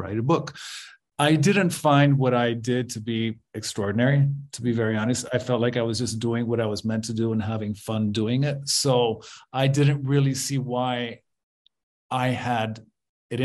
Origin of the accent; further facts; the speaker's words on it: Guatemala; when I was growing up in Guatemala, when I was a teenager in the early 80s